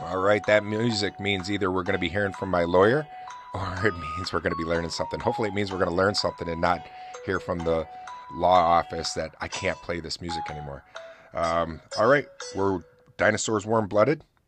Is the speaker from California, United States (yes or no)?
no; Oswego, New York, United States; my hometown